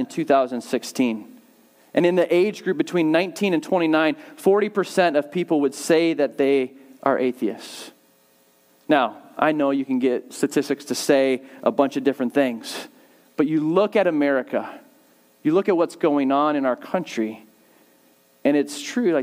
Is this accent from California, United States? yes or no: yes; Southern California, United States; I grew up in Southern California